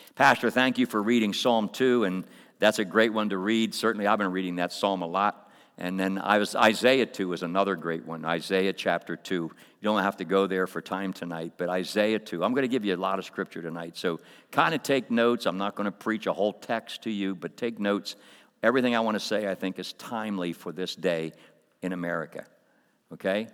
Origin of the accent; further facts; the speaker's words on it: Coatesville, Pennsylvania, United States; kid growing up in Coatesville, I grew up in a, a public school